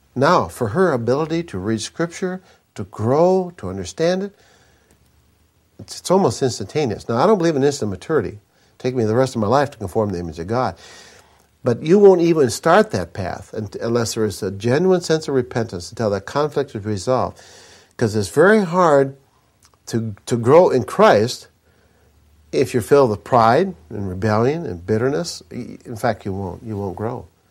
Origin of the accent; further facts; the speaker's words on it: Minnesota, United States; I grew up in Minnesota.